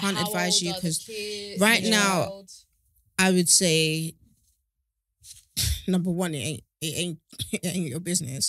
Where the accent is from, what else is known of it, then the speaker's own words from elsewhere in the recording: Ghana; And personally, I'm Ghanaian. I've always kind of pictured myself with someone in Ghana, let alone here.